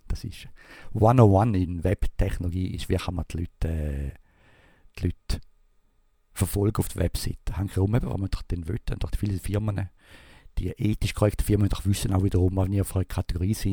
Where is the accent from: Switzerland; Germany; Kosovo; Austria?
Switzerland; Also ich wäre jetzt froh als Schweizer, wenn das ein verzögert wird.